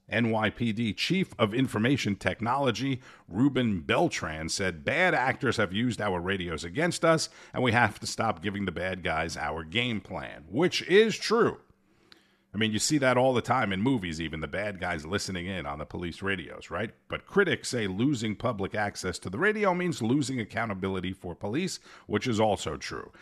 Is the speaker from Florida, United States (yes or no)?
no; New York, United States; I'm from New York. It's the most crooked place in the entire country